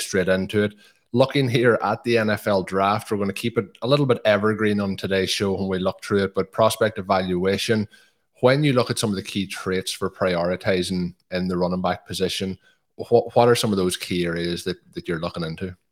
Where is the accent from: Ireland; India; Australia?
Ireland; I'm from Donegal, which is in the northwest